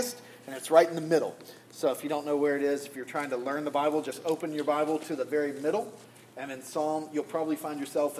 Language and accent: English; the South, United States; accent: Southern; moved away; I grew up in the South